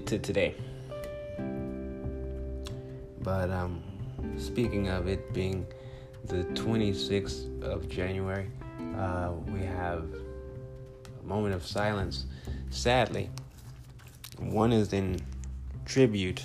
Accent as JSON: {"language": "English", "town": "Compton", "region": "California", "country": "United States", "moved": "yes", "lives_now": "Phoenix, United States", "said": "I am originally from Compton, California."}